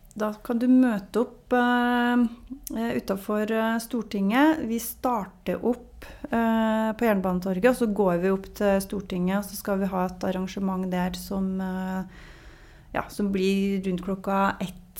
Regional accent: Namsos, Trøndelag, Norway; da jeg vokste opp der, så var det en liten skole

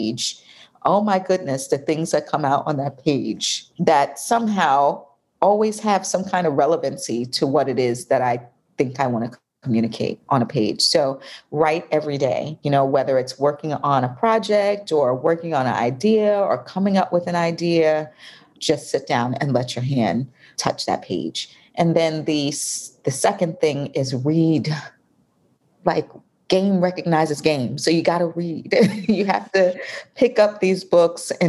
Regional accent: New York, United States; now in Atlanta, United States; I'm from New York

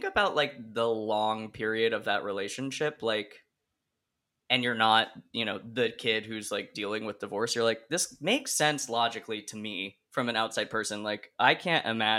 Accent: Oregon, United States; all of my extended family's in Rhode Island and I grew up in Oregon

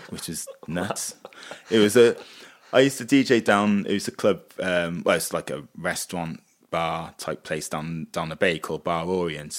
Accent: Wales, United Kingdom; we're from Wales

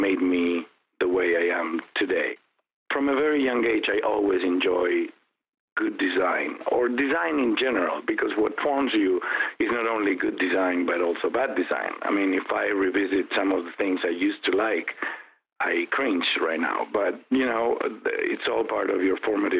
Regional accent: Buenos Aires, Argentina; also born or lived in Europe; now in Phoenix, United States; I was born in Buenos Aires back in 1964, raised by a loving mother and father. I have a sibling. My brother is 4 years younger, Federico. I went to school in Buenos Aires

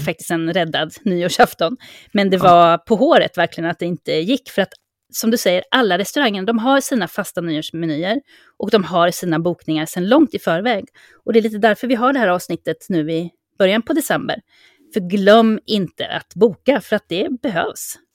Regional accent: Sweden; now in Mallorca, Spain; som svensk

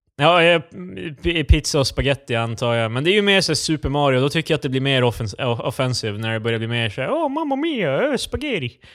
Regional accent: Sundbyberg, Stockholm County, Sweden; där vi kommer ifrån Sundbybryn

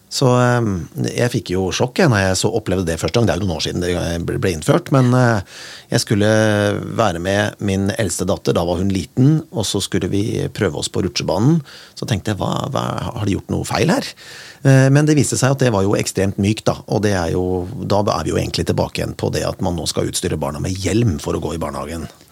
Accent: Kongsberg, Buskerud, Norway; moved away; da jeg vokste opp på, på Kongsberg

